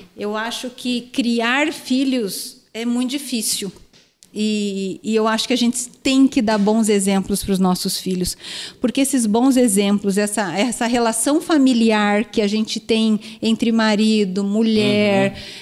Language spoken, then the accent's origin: Portuguese; Curitiba, Paraná, Brazil; moved away as an adult; also born or lived in Umuarama / Araçatuba; eu sou de Curitiba, mas eu estudei fora